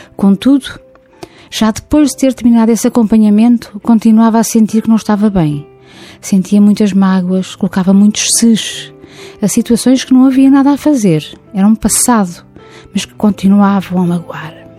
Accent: near Lisbon, Portugal; Nasci perto de Lisboa

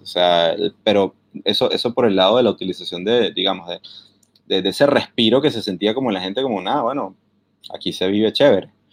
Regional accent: Venezuela; now in London, United Kingdom; soy venezolano

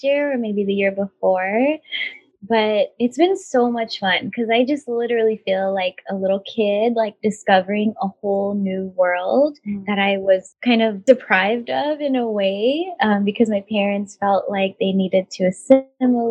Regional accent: United States; I'm living in America, but because I'm a settler here. My parents immigrated here

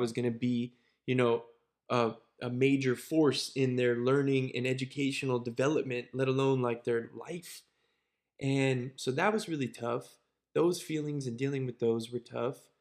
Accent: Cincinnati, Ohio, United States; also born or lived in Brandon, Florida / Pittsburgh; it then took me to Cincinnati, where I spent years like six, I think, through eighteen

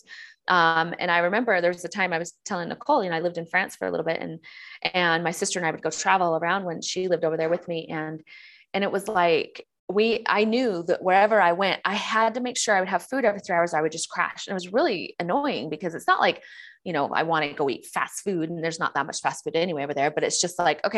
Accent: San Diego, California, United States; I'm from San Diego and California

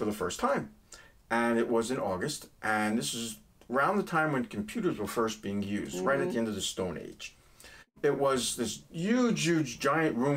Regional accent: New York City, New York, United States; accent: New York; moved away; also born or lived in Brooklyn, New York; I was born in a little town called Brooklyn, and I grew up in Queens County, Forest Hills

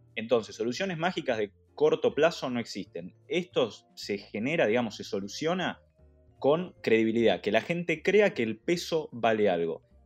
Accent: Argentina

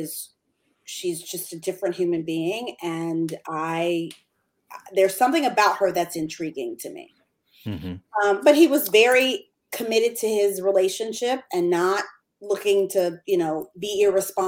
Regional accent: Michigan, United States; moved away as an adult; now in Atlanta, United States; From Michigan. We were living in Michigan.

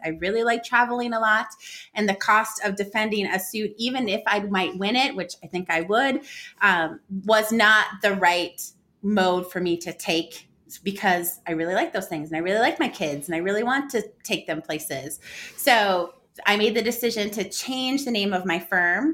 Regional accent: United States; being American

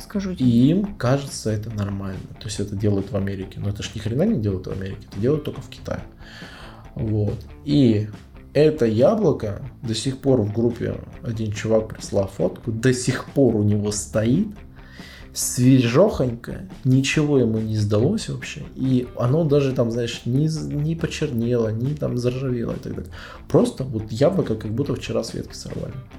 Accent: Russia; now in China; мой чемодан, который я везу из России в Китай

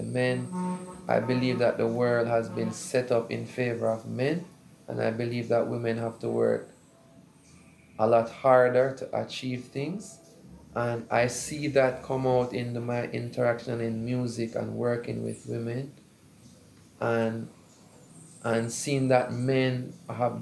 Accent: Jamaica; I'm a bit partial to being Jamaican

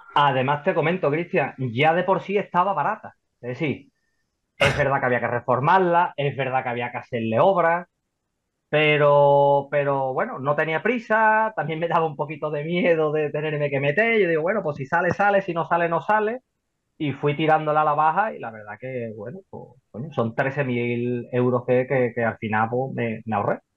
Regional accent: Seville, Andalusia, Spain; soy de Sevilla, ¿vale? Por aquí, por la zona de, Sevilla

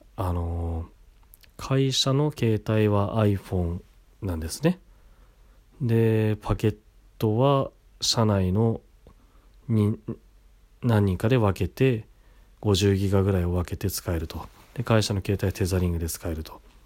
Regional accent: Kashiwa, Chiba, Japan; 柏市の僕の地元

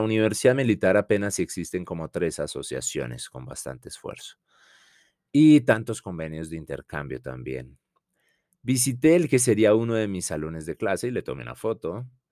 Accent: Colombia; also born or lived in Bogotá / Madrid

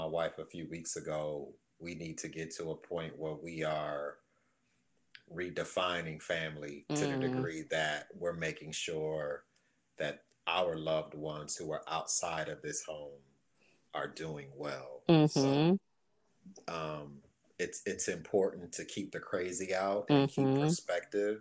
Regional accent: Detroit, Michigan, United States; I grew up in Detroit

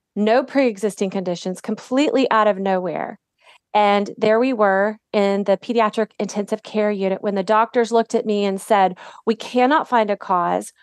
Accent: Dallas, Texas, United States; also born or lived in Detroit, Michigan / Indianapolis, Indiana / Waco, Texas; I grew up in Dallas. I actually was born in Detroit

